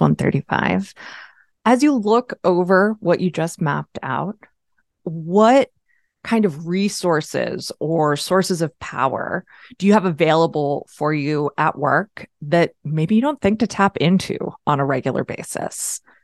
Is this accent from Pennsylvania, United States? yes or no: yes; Pennsylvania, United States; I'm a Pennsylvanian, I'm an American